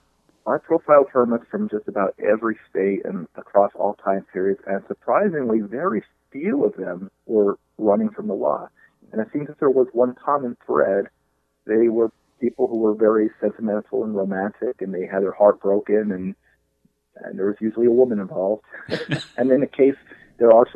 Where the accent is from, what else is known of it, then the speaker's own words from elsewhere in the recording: Coal Township, Northumberland County, Pennsylvania, United States; I grew up in Coltmont, which is a very rural coal mining area in Northumberland County